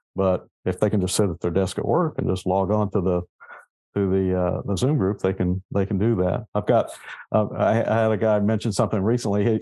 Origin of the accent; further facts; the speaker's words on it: Southeast Kansas, United States; moved away as an adult; also born or lived in Northeast Oklahoma / Missouri; now in Corpus Christi, United States; I grew up in Southeast Kansas